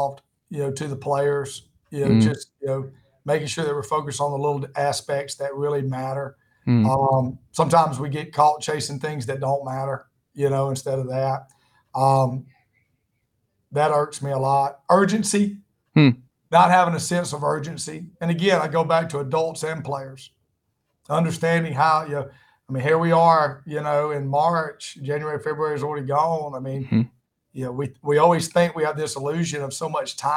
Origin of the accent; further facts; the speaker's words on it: South Alabama, United States; now in South Georgia, United States; I grew up in South Alabama, too